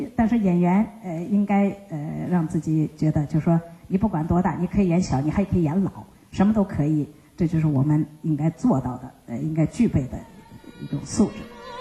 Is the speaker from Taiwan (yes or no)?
no; Xinjiang, China; moved away; 我是维吾尔族。但是呢，我们都出生在新疆，所以我们这些，我们生长在新疆